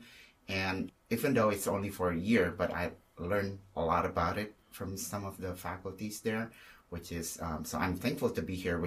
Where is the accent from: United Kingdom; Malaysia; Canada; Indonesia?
Indonesia; moved away as an adult; also born or lived in Australia; now in Chicago, United States; I come from Indonesia, so I myself am Chinese, Indonesian to be more specific